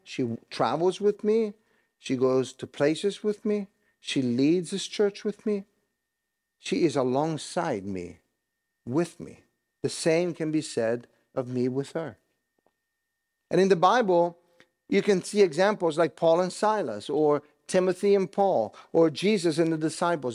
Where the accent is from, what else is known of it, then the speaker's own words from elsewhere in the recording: Italy; moved away; I grew up in Italy